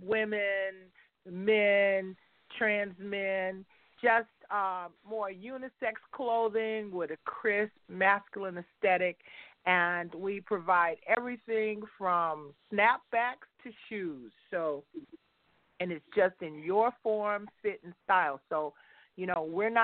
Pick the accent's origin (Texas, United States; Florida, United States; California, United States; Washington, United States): Texas, United States; Houston; I'm from Houston, Texas